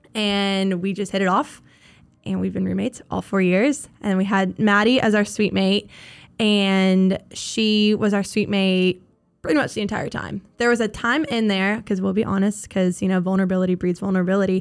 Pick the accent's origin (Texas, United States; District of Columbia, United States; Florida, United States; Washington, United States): Florida, United States; Jacksonville; moved away as an adult; now in Mobile, United States